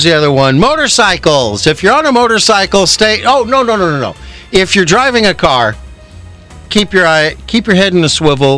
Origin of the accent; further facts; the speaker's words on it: South Bay, California, United States; growing up in the South Bay